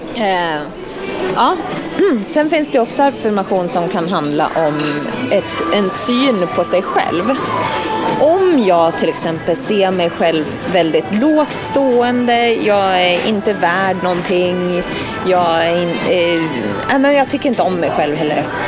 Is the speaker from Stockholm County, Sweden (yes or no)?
yes; Stockholm, Stockholm County, Sweden; Vi är på mina hemtrakter